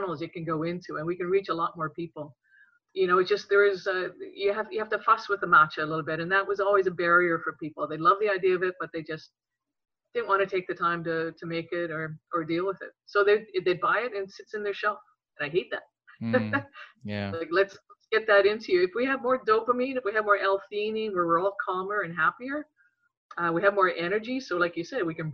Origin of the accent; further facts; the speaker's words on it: Regina, Saskatchewan, Canada; as a young girl growing up in Regina, Saskatchewan